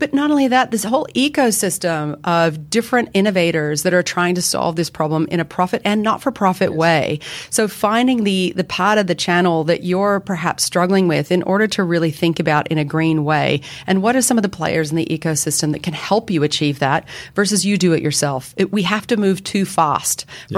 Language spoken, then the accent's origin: English; Canada; moved away as an adult; now in Sydney, Australia; I have an accent, as does my fellow colleague Mel. We're both Canadian